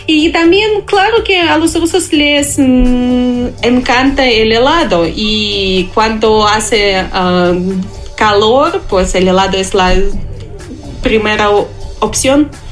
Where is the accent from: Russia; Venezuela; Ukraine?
Russia; now in Mexico; yo soy rusa